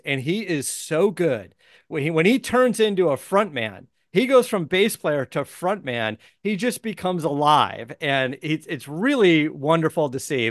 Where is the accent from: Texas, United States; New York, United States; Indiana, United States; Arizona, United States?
Arizona, United States; I was born in Arizona, so I grew up around going to Barrett Jackson as a kid